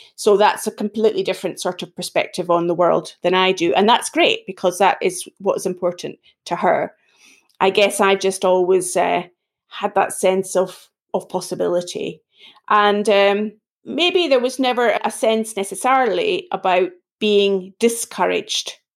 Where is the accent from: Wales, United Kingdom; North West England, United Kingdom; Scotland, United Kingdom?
Scotland, United Kingdom; Edinburgh; accent: Scottish; now in England, United Kingdom; this accent isn't sounding English, it's sounding more Scottish. I'm originally from Edinburgh in Scotland